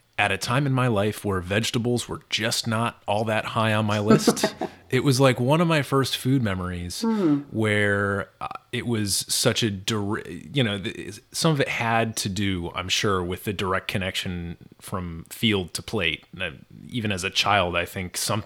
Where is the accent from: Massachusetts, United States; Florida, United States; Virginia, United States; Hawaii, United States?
Massachusetts, United States; Western; I grew up in Western Mass